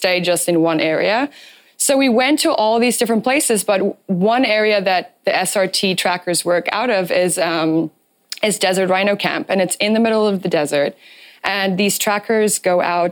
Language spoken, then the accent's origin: English; Namibia; moved away; I'm also from Namibia. My parents still live there